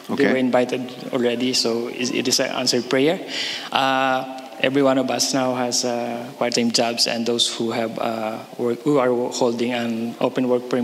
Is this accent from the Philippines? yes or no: yes; Philippines; moved away as an adult; also born or lived in Singapore; now in Canada; We are from the Philippines, but before coming to Canada, we are staying in Singapore for 15 years.